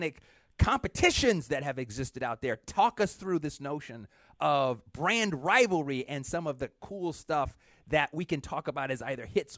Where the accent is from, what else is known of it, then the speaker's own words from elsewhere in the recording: Atlanta, Georgia, United States; I'm from Atlanta.